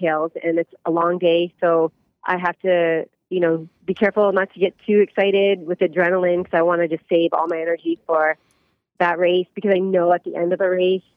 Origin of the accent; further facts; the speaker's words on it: Canada; moved away as an adult; now in United States; I'm very proud to be Canadian and also American, both.